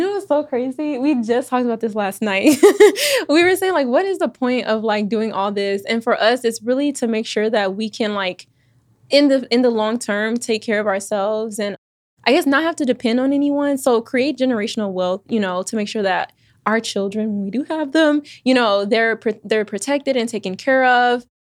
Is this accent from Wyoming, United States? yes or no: no; Houston, Texas, United States; moved away; also born or lived in Austin, Texas / Virginia; I was born in Austin, raised in Houston